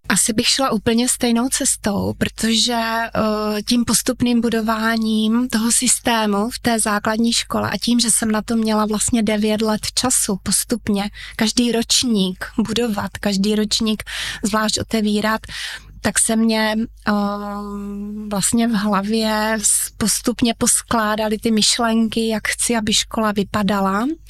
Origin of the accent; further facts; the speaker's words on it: Uherské Hradiště, Zlín Region, Czechia; Narodila jsem se přímo v Uherském hradišti, studovala jsem tady